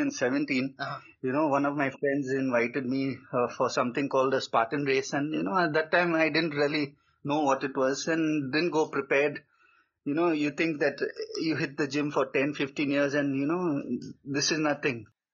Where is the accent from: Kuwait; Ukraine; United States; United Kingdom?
Kuwait; also born or lived in Goa, India / UAE; I was born in Kuwait, that Middle East country, yep, next to Dubai, and did my schooling there. And originally from a small state in India called Goa.